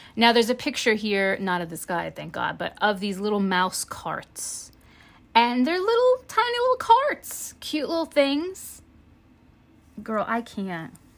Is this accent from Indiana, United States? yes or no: no; New Jersey, United States; I'm from New Jersey.